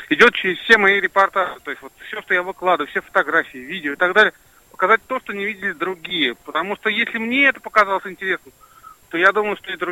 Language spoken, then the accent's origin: Russian; Russia; я просто сказал, что я из России, они сказали, окей, не вопрос, заходи.